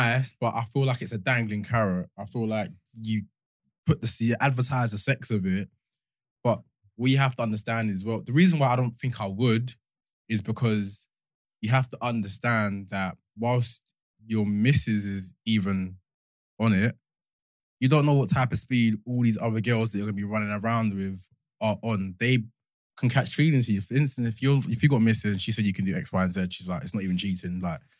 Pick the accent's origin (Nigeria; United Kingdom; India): Nigeria; Like, next time I'll knack her well to like let her know I'm Nigerian.